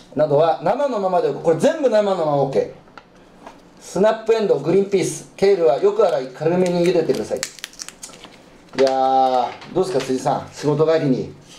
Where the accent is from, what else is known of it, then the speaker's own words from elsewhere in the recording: rural Iwate, Japan; moved away as an adult; also born or lived in Tokyo; 僕はやっぱ、岩手の田舎出身で